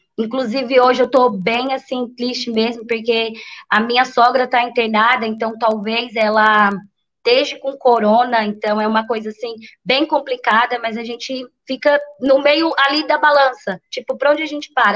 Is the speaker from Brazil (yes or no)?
yes; São Paulo, Brazil; moved away as an adult; now in Bertioga, Brazil; é da onde eu fui criada e é, né, nasci, fui criada, que é o Paraisópolis Zona Sul, que é uma também uma grande periferia lá de São Paulo